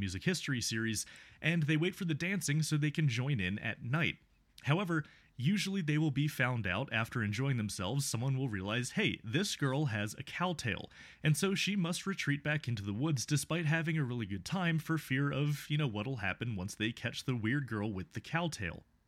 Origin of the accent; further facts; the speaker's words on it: United States; as an American from far away